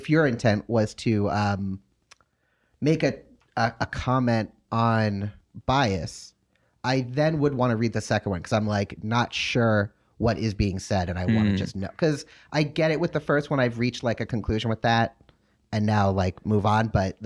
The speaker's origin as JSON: {"language": "English", "town": "Brooklyn", "region": "New York", "country": "United States", "said": "We're both from Brooklyn."}